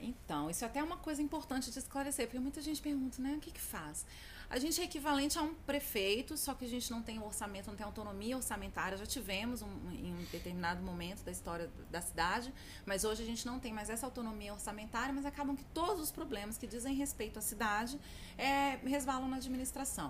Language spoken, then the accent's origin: Portuguese; Brasília, Federal District, Brazil; Sou brasiliense, nascida e criada aqui. Não só em Brasília, mas no plano piloto